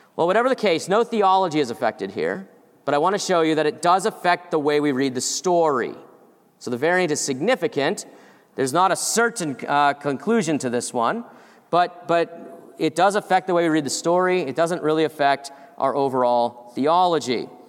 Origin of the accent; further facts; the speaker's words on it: Massachusetts, United States; I'm from Massachusetts